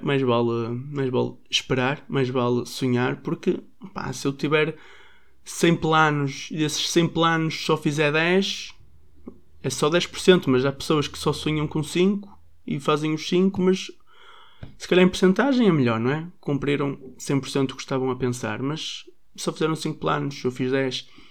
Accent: Braga, Norte, Portugal; sou de Braga e sou filho único.

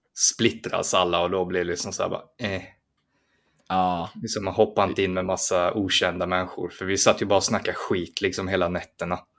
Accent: Sweden; det var jag som var svensk

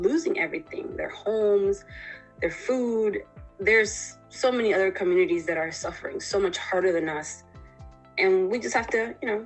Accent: Panama; moved away; I come from another country. I come from Panama originally.

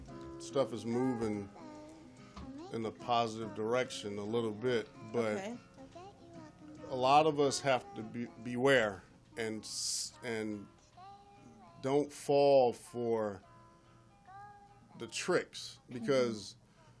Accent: Michigan, United States; Me growing up in Michigan, every cop I saw was white.

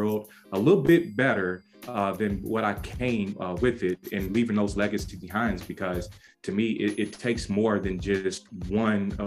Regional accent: Louisville, Kentucky, United States; I am from Louisville, Kentucky, born and raised in West Louisville, or the West End is what we call it

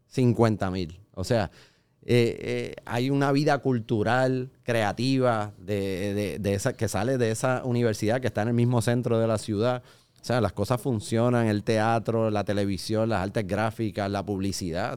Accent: Puerto Rico; nosotros los boricuas

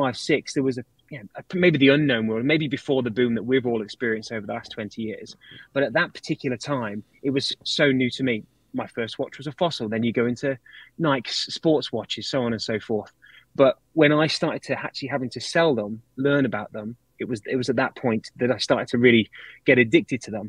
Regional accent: United Kingdom; moved away; I'm British

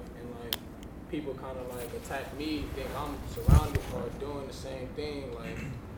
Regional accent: Los Angeles, California, United States; so I grew up in South Central

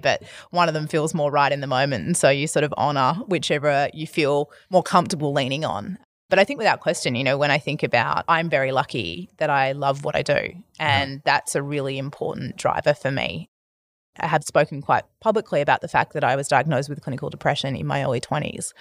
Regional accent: Perth, Western Australia, Australia; moved away as an adult; also born or lived in Albany, Western Australia / Denmark, Western Australia; now in Melbourne, Australia; I grew up in Western Australia. I've been a Melbourne resident

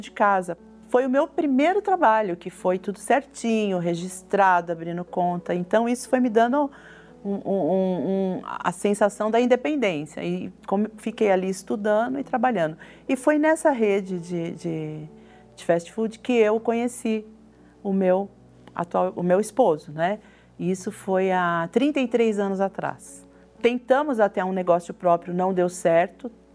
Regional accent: São Paulo, Brazil; nasci em São Paulo, na capital mesmo

